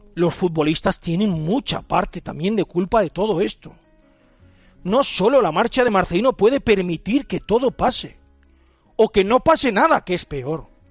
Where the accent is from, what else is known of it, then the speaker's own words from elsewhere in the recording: Valencian Community, Spain; Como buenos valencianos que somos